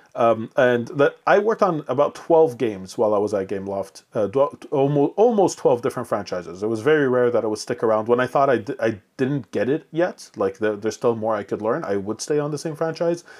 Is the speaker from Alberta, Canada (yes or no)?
no; Montreal, Quebec, Canada; English is a second language; when I came to, uh, Montreal at five years old, not speaking a word of English or French